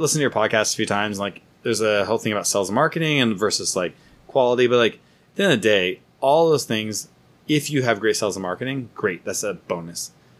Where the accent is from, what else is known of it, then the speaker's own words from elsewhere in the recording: Santa Rosa, California, United States; it's my hometown. Santa Rosa Brewing, Santa Rosa is literally where I grew up. It's like I spent most of my growing childhood time up there.